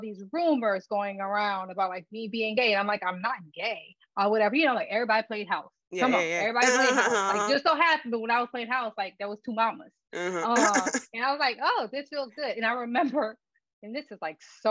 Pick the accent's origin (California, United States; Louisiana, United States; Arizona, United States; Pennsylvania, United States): Louisiana, United States; moved away; I'm from a very, very small town. Our village, the name of it is Lauraville, in Louisiana.